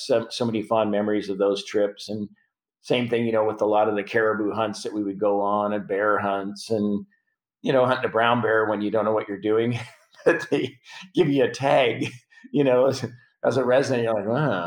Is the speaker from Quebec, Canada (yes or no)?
no; Prince Albert, Saskatchewan, Canada; now in United States; I'm from Prince Albert, mm-hmm. Saskatchewan.